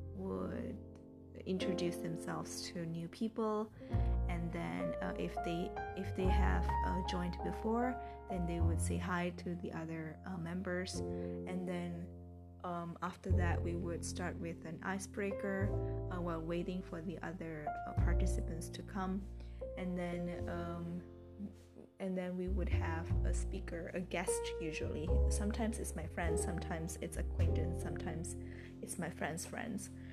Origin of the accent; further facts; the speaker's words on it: Medan, North Sumatra, Indonesia; English is a second language; I initiated an English club in Medan, my hometown